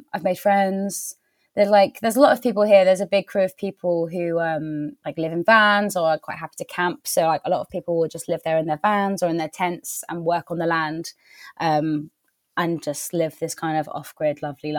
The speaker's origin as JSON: {"language": "English", "area": "Wiltshire", "region": "South West England", "country": "United Kingdom", "moved": "yes", "lives_now": "Somerset, United Kingdom", "said": "I'm from Wiltshire, so it's not, I feel like I come back home a bit"}